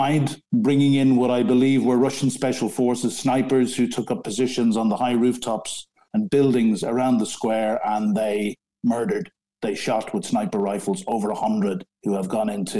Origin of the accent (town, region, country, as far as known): Ireland; moved away as an adult; now in London, United Kingdom